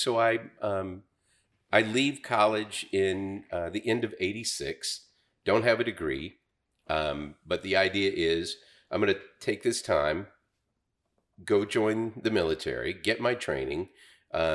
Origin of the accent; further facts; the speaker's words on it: Berryville, Arkansas, United States; Yeah, I mean, when I grew up in Berryville, we had Springfield Radio.